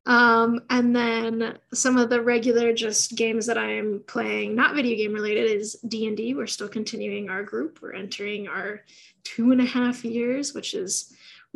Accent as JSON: {"language": "English", "region": "Midwest", "country": "United States", "tie": "born or raised there", "moved": "yes", "lives_now": "Los Angeles, United States", "said": "Growing up in the Midwest"}